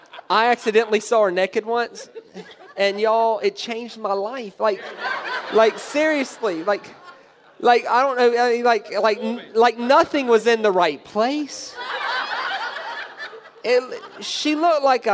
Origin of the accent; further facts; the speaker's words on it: the South, United States; I grew up in the South in America.